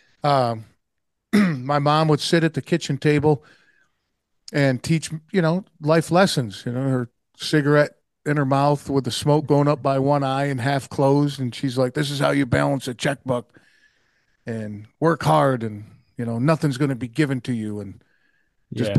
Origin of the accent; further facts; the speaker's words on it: Oneida, New York, United States; I was born and raised in Oneida, New York, and that's in the U.S.